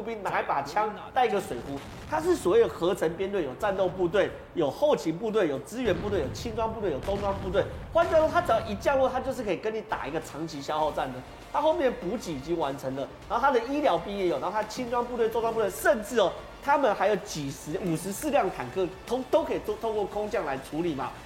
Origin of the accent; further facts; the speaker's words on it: Taiwan; 我们台湾人